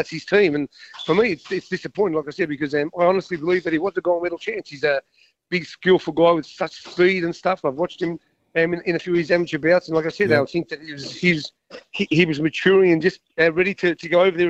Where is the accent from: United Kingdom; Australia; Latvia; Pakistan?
Australia; me being an Aussie